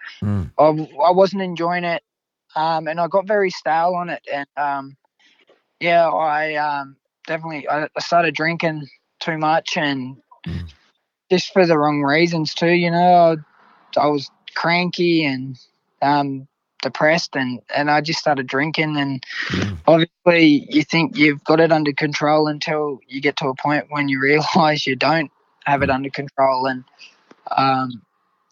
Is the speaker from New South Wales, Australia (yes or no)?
yes; Grafton, New South Wales, Australia; I was able to win my hometown cup